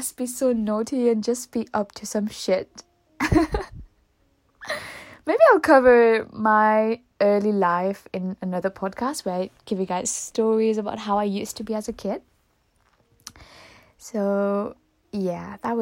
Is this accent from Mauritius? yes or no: yes; Mauritius; first language Mauritian Creole; English is a second language; moved away as an adult; also born or lived in Auckland, New Zealand; now in New Zealand; I am originally from Mauritius, and I'm born and raised in Mauritius.